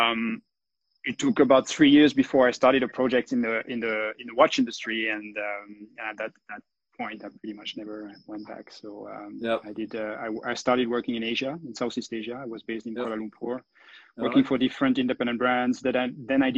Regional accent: Le Brassus, Vaud, Switzerland; also born or lived in Lausanne; I was born in the Vallée du Jou, you know, and in one of the on the Mecca of watchmaking, and in Le Brassu, and the entire family was working in the business

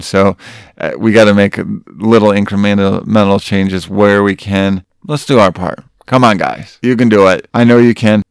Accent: Grant, Michigan, United States; my hometown of Grant, Michigan

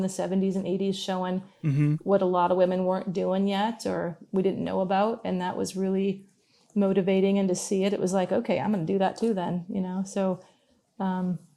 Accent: Indiana, United States; now in Yukon, Canada; I grew up in Indiana, you know, not Alaska, nowhere wild

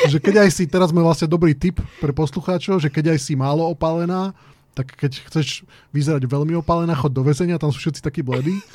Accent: Slovakia; Takí sme my Slováci

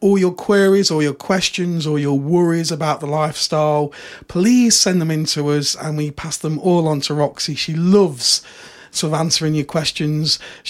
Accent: United Kingdom; we're British. We've got no spare room. Our houses are tiny.

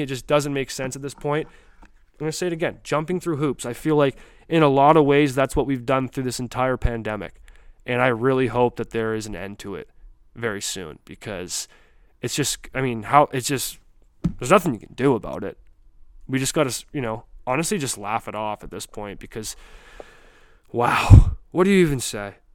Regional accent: Canada; also born or lived in New Brunswick; I'm from the earth, but I'm from Canada.

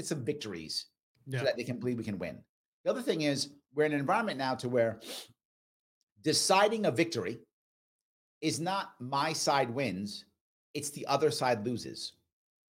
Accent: New York City, New York, United States; I grew up in the Bronx, South Bronx, by Yankee Stadium in the 70s and the 80s

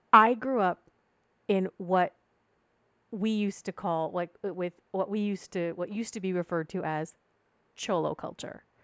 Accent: Ventura County, Southern California, United States; I grew up in Southern California. Um, it's a town that's kind of halfway between Santa Barbara and L A.

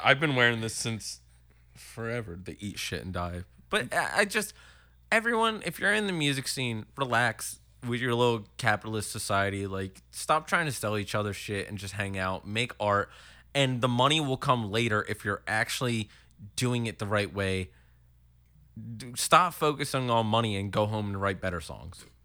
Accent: Horsham, Pennsylvania, United States; born or raised there; also born or lived in Willow Grove, Pennsylvania

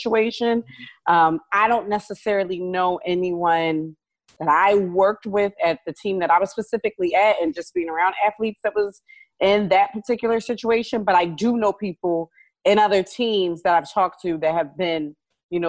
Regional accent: Philadelphia, Pennsylvania, United States; I'm from Philly

